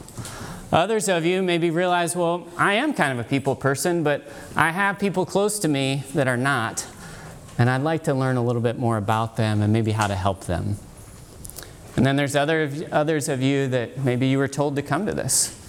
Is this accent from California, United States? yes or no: no; Dayton, Ohio, United States; I come from Dayton, Ohio